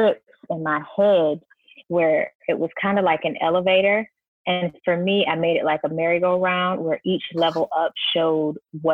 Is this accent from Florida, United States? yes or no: yes; Sarasota, Florida, United States; I grew up in Sarasota, Florida